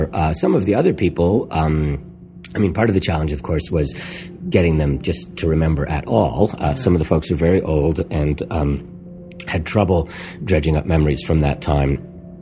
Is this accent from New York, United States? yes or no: yes; New York City, New York, United States; early in my life, I grew up on St. Mark's Place, which is right around the block from where, you know, Grove was located.